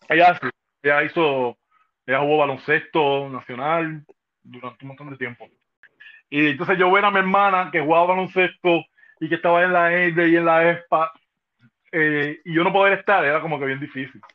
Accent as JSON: {"language": "Spanish", "country": "Cuba", "tie": "born or raised there", "moved": "yes"}